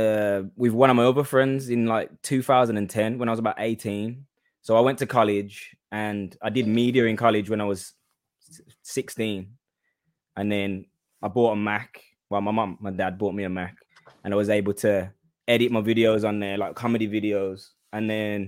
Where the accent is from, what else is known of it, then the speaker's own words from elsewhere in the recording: Birmingham, West Midlands, United Kingdom; We're from Birmingham.